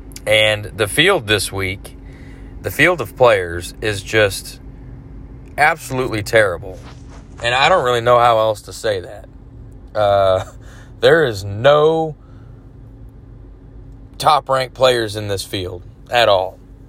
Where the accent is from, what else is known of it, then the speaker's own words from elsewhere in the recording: Dallas, Texas, United States; Dallas, my hometown Stars